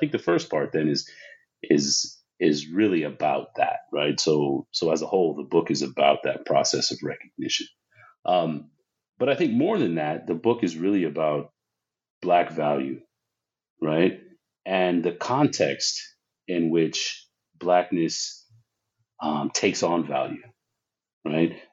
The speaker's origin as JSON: {"language": "English", "town": "San Diego", "region": "California", "country": "United States", "tie": "born or raised there", "said": "grew up in, in Southern California, uh, San Diego specifically and and growing up in San Diego as a as a black person"}